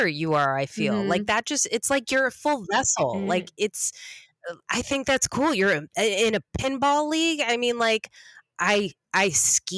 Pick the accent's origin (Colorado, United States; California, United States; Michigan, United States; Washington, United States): California, United States; Los Angeles; I'm a straight up LA native. I even was born at Cedar Sinai